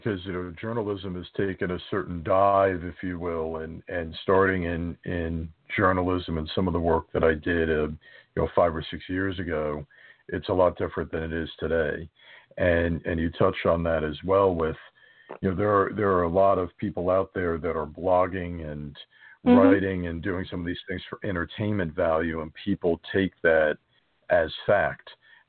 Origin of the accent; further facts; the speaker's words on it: United States; being an American